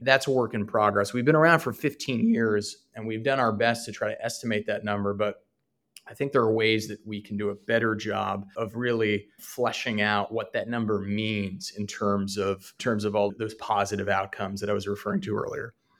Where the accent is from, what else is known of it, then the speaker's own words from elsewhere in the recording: Northeast, United States; moved away as an adult; now in Charleston, United States; I'm originally from the Northeast